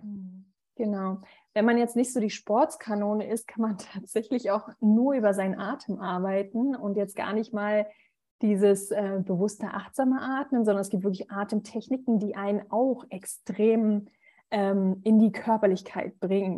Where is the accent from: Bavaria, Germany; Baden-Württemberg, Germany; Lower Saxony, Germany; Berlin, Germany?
Berlin, Germany; Ich bin 33, ähm, gebürtige Berlinerin.